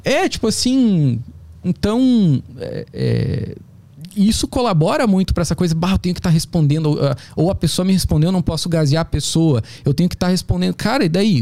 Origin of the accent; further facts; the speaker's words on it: South Region, Brazil; moved away; also born or lived in São Paulo; eu também sou do Sul